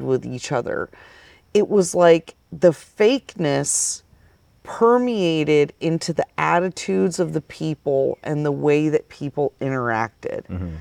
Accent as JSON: {"language": "English", "region": "Vermont", "country": "United States", "tie": "born or raised there", "also_born_or_lived": "Phoenix, Arizona", "moved": "as an adult", "said": "I moved there from Vermont, where, uh, you know, I grew up having a garden"}